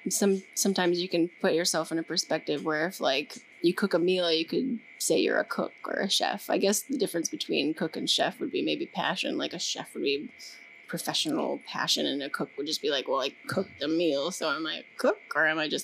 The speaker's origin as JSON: {"language": "English", "region": "Massachusetts", "country": "United States", "said": "I'm from Massachusetts."}